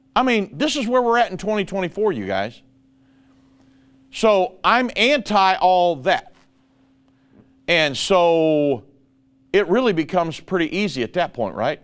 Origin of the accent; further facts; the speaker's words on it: United States; I am a Christian minister and I'm an American